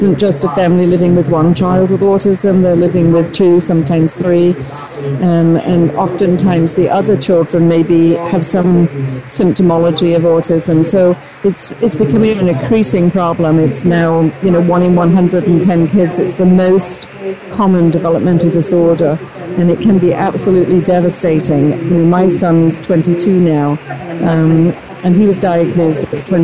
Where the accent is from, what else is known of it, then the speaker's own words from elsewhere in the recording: United Kingdom; moved away; I'm originally from Great Britain.